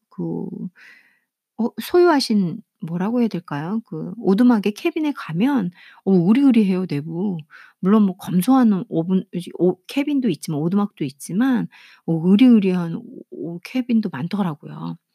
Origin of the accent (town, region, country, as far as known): South Korea